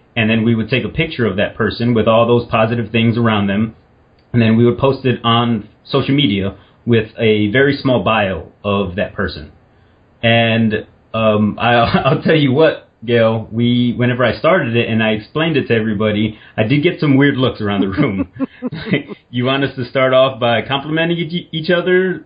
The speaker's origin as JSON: {"language": "English", "region": "Indiana", "country": "United States", "tie": "born or raised there", "said": "I'm from Indiana"}